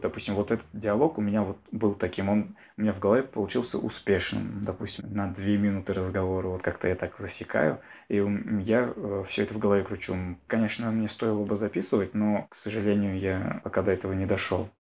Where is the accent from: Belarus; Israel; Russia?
Russia; Bashkortostan; Я татарин, я родился в татарской семье. Сам я из Башкортостана